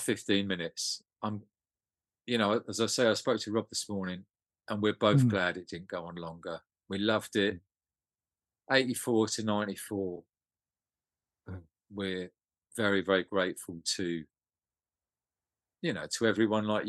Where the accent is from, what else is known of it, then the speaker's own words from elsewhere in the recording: Welwyn Garden City, East of England, United Kingdom; we're friends from Winnie Garden City